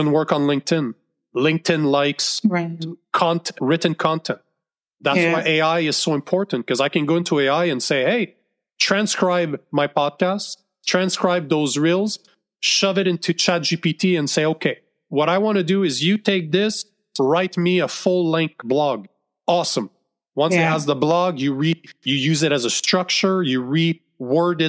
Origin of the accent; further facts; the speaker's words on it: Canada; I'm Canadian